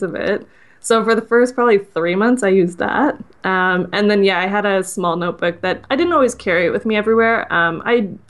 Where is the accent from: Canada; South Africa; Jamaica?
Canada; I'm Canadian